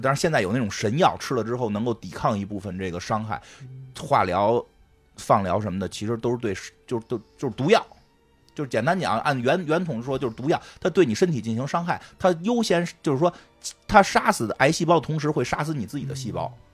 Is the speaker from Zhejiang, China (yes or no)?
no; Beijing, China; accent: Beijing dialect; 我们都说北京话